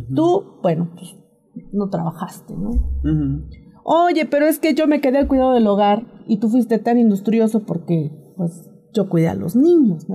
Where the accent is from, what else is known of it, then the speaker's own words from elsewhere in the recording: Tlaxcala, Mexico; moved away; yo vengo de Tlaxcala